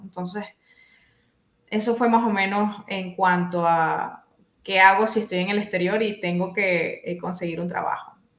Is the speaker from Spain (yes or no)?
no; La Guaira, Venezuela; moved away as an adult; now in Freiburg, Germany; soy bibliotecóloga oriunda de Venezuela